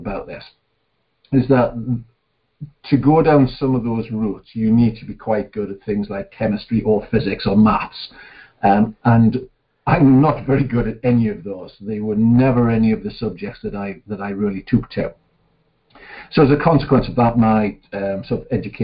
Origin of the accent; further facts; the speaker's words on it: Newcastle upon Tyne, North East England, United Kingdom; I was born in Gosforth, which is a small town just outside of Newcastle-upon-Tyne, which is on the northeast coast of England. And the official title for somebody who was born in that area is a Geordie.